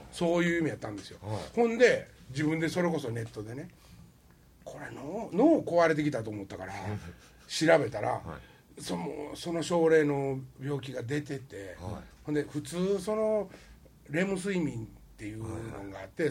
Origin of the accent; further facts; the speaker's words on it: Wakayama, Japan; moved away; 和歌山の出身やから